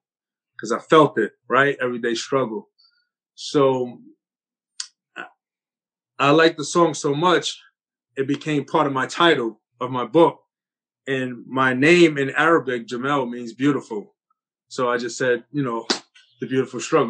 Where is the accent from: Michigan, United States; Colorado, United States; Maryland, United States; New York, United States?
New York, United States; New York City; growing up in Coney Island, New York City, playing basketball